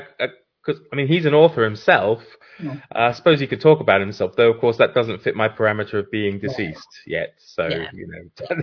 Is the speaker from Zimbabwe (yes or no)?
no; United Kingdom; we being the British